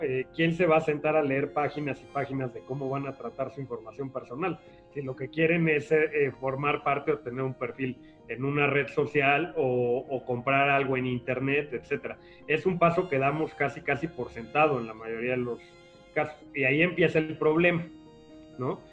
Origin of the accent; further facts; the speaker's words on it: Mexico; estuve en un despacho de abogados que es, que es conocido en nuestro país, Basham y Correa